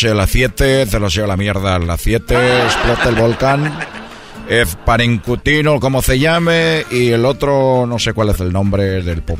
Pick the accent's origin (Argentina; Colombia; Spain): Spain; como sabéis, vengo de España y no sé cómo se pronuncia correctamente el volcán que está en, eh, en México.